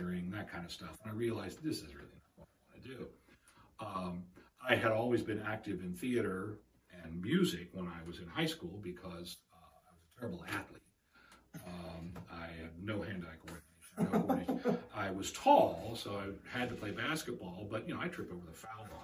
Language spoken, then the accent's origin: English; New Martinsville, West Virginia, United States; I was born in New Martinsville, West Virginia, which is about 35 miles south of Wheeling.